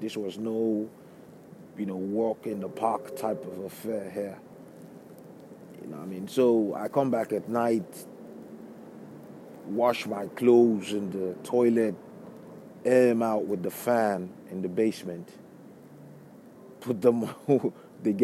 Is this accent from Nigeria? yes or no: yes; Lagos, Nigeria; moved away as an adult; also born or lived in Brooklyn, New York; now in United States; where I grew up in Lagos State in Nigeria